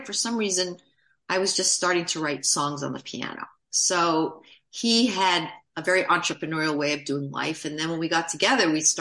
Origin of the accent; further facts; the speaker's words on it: New York City, New York, United States; moved away; also born or lived in New Jersey; I grew up in Manhattan